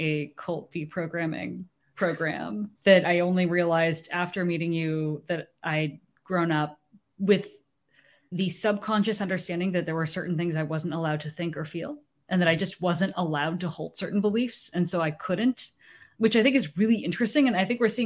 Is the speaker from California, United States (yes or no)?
yes; San Francisco Bay Area, California, United States; also born or lived in Japan; I was born in Japan. That's right. Made in Japan. And they moved back to the United States after my first birthday, where they returned to the Bay Area, where both of them grew up